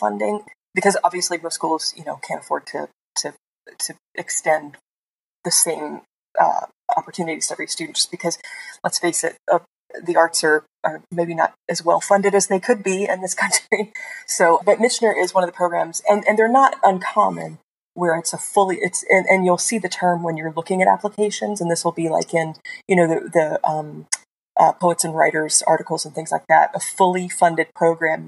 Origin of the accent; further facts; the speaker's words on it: Asheville, North Carolina, United States; moved away; I come from the Asheville area